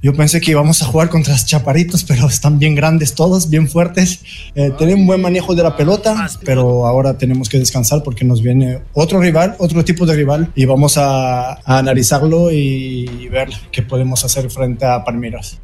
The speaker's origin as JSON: {"language": "Spanish", "country": "Brazil", "moved": "yes", "said": "como brasileño"}